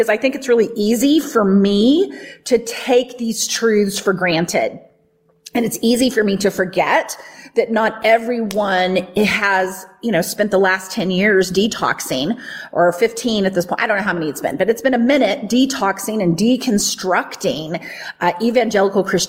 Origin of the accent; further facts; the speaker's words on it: the Bible Belt, United States; the teachings that I grew up with in the Bible Belt